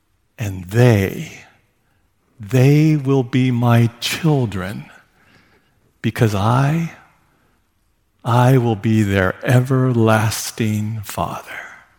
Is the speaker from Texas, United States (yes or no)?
no; California, United States; born there; now in Seattle, United States; I was born in California.